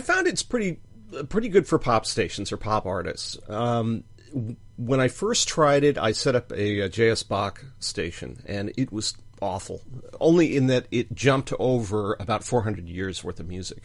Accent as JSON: {"language": "English", "country": "United States", "said": "we're Americans"}